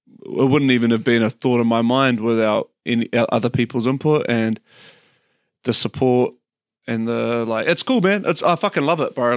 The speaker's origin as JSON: {"language": "English", "region": "Auckland", "country": "New Zealand", "tie": "born or raised there", "also_born_or_lived": "Papakura / Kerikeri", "said": "I grew up in Beachlands, went to Beachlands Primary, ended up going to Hark Intermediate"}